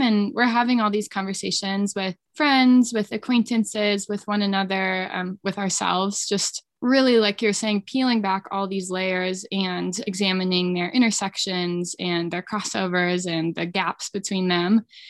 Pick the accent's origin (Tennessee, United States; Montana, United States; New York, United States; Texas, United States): Montana, United States; Billings; moved away as an adult; also born or lived in Vermont; now in Jackson, United States; I grew up in Billings in Montana